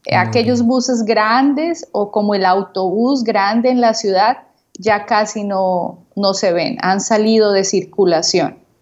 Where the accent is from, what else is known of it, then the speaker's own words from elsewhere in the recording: Cúcuta, Norte de Santander, Colombia; de Cúcuta, Colombia